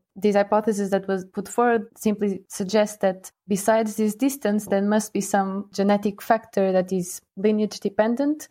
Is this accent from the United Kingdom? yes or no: no; Portugal; moved away as an adult; now in Lausanne, Switzerland; I'm from Portugal